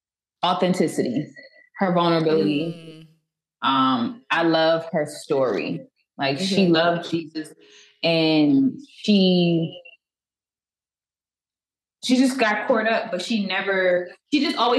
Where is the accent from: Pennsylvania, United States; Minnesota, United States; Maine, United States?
Pennsylvania, United States; Philadelphia; moved away as an adult; also born or lived in Hawaii; now in McDonough, United States; So, I'm originally from West Philadelphia. I was born and raised. honestly. And right now, I'm living in McDonough, Georgia. It's about 35 minutes from Atlanta.